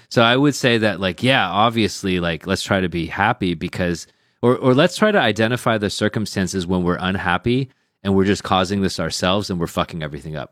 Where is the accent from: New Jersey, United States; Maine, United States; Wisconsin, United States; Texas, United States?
Texas, United States; Sugar Land; now in China; I'm from a place called Sugarland